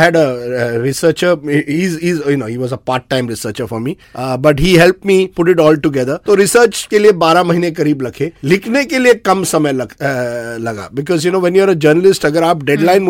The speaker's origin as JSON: {"language": "Hindi", "town": "Ahmedabad", "region": "Gujarat", "country": "India", "tie": "born or raised there", "said": "मैं खुद मेरा जन्म अहमदाबाद में हुआ है"}